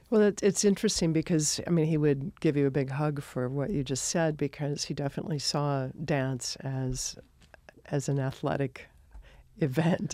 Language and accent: English; Colorado, United States; moved away as an adult; also born or lived in California; I grew up in Colorado